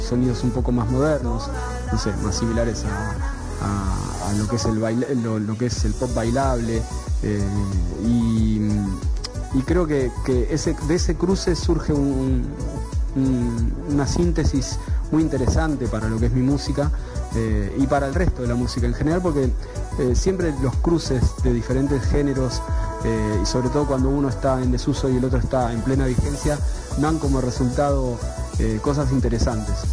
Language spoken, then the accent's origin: Spanish; La Plata, Buenos Aires Province, Argentina; soy músico de Argentina